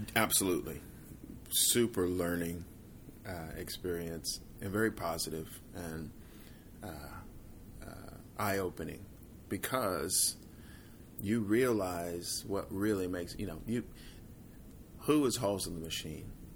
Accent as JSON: {"language": "English", "town": "Fort Worth", "region": "Texas", "country": "United States", "tie": "born or raised there", "said": "who I grew up with in Fort Worth"}